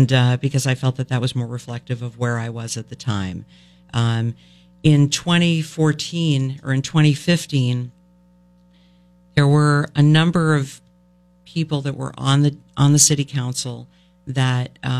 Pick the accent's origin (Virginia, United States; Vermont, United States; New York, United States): Vermont, United States; Burlington; I grew up in Burlington